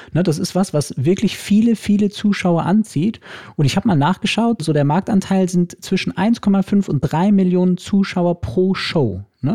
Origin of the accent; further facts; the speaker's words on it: Germany; bei uns in Deutschland